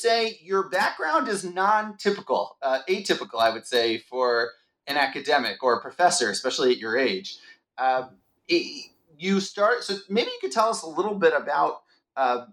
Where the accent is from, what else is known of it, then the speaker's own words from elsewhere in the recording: Baltimore, Maryland, United States; moved away as an adult; now in Israel; I'm originally from Baltimore, Maryland, and I moved to Israel immediately after high school